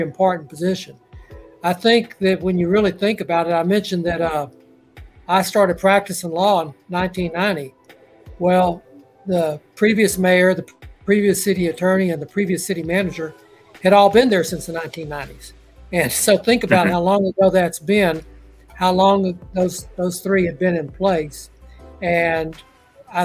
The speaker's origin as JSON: {"language": "English", "town": "Port Arthur", "region": "Texas", "country": "United States", "tie": "born or raised there", "said": "I'm native to the area. I grew up in Port Arthur, went to Lamar University"}